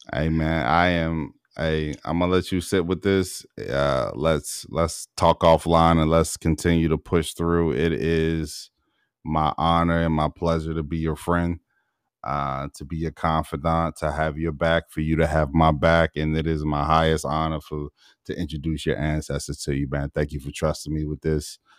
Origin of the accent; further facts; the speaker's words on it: Baltimore, Maryland, United States; I'm from Baltimore